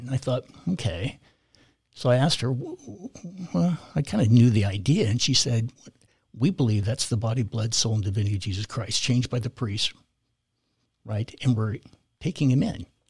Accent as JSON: {"language": "English", "region": "California", "country": "United States", "tie": "born or raised there", "said": "I grew up in California, born and raised there"}